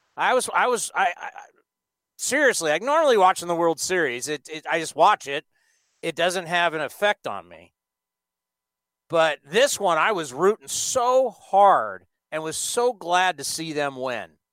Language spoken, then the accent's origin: English; San Diego, California, United States; growing up in San Diego